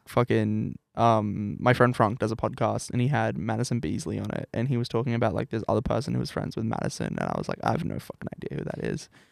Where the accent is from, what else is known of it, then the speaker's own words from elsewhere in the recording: New South Wales, Australia; now in Brisbane, Australia; I'm, like, from New South Wales